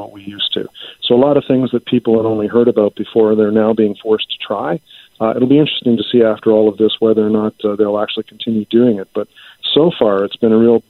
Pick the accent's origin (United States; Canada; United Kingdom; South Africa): Canada